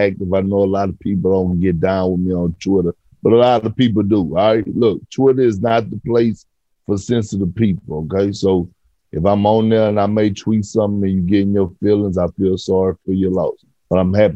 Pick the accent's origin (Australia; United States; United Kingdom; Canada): Canada; Toronto, Ontario; I grew up in Toronto